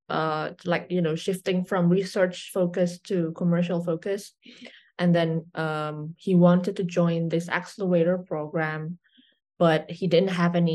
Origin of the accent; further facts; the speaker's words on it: Indonesia; I'm from Indonesia, born and raised